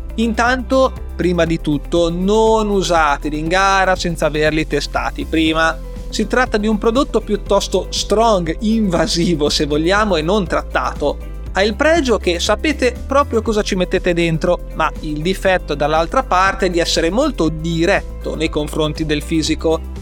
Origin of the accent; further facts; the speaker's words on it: Liguria, Italy; da buon ligure